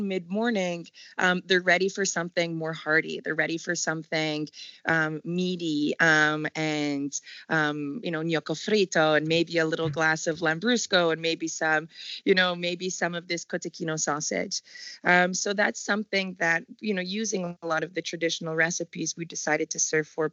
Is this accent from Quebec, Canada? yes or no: yes; Montreal, Quebec, Canada; moved away as an adult; also born or lived in Whistler, BC; now in Modena, Italy; I'm born and raised in Montreal, Canada